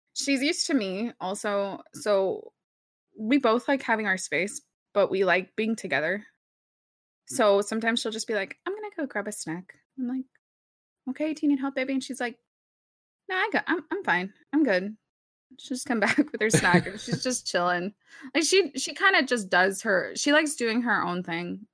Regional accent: Dallas, Texas, United States; first language Spanish; English is a second language; we grew up in Texas

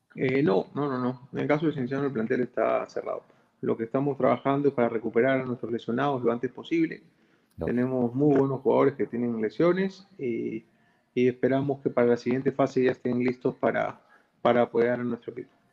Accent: Peru; como peruano, como dirigente

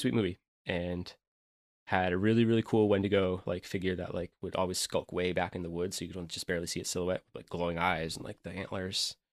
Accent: upstate New York, United States; my hometown area, which is a pl, you know, a place in upstate New York that has harsh winters

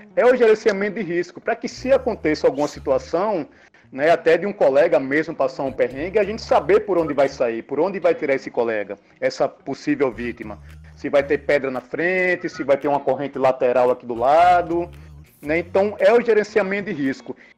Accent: Aracaju, Sergipe, Brazil; now in Salvador, Brazil; sou natural de Aracaju, Sergipe, 43 anos de idade

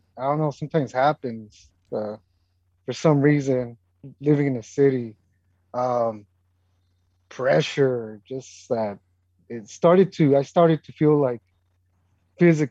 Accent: West Coast, United States; moved away as an adult; I grew up in the West Coast and I know the beach and I grew up in that environment

